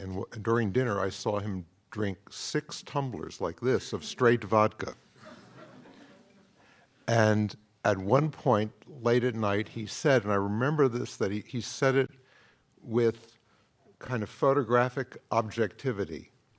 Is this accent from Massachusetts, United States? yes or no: no; Manhattan, New York, United States; I grew up in Manhattan.